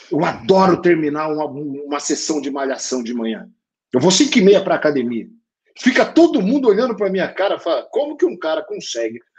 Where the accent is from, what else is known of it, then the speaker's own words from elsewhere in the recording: Brazil; nem parece que eu sou brasileiro, porque eu sambo mal pra caramba